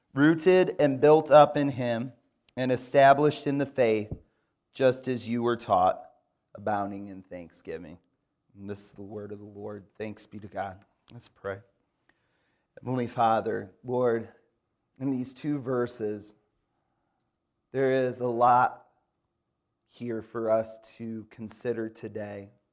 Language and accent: English; Grand Rapids, Michigan, United States; now in Raleigh, United States; I grew up in Grand Rapids, Michigan